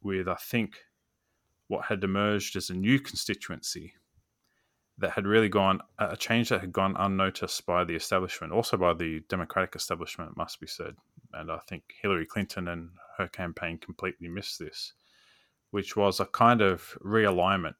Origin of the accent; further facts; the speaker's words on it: Australia; as an Australian